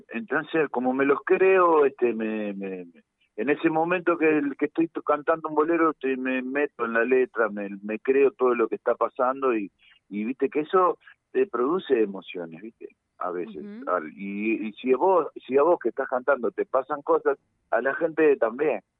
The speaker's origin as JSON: {"language": "Spanish", "region": "Montevideo", "country": "Uruguay"}